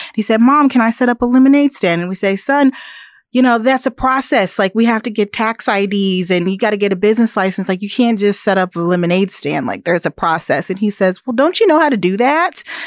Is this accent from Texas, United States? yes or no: no; Topeka, Kansas, United States; also born or lived in East Coast; now in Manhattan, Kansas, United States; I was born and raised in Topeka, so I'm a Kansan.